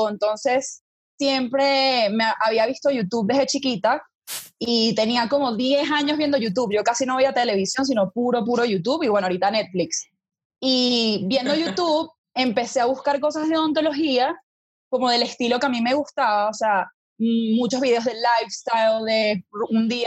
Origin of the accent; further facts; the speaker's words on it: Venezuela; moved away as an adult; now in Bogotá, Colombia; yo soy venezolana, por eso conozco a Lele desde que éramos chiquitas. Eh, estudiamos en el mismo colegio eh, yo decidí venirme a Las Javeriana, a Bogotá, Colombia, a estudiar odontología